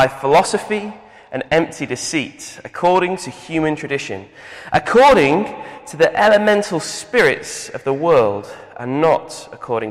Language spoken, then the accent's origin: English; Manchester, North West England, United Kingdom; I'm from Manchester, and my dad is a boxing referee.